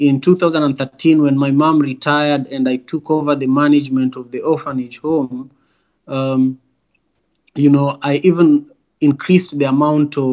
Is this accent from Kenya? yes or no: yes; Kisumu, Kisumu County, Kenya; moved away as an adult; also born or lived in Nairobi; now in Seattle, United States; the local hospital in Kisumu, my hometown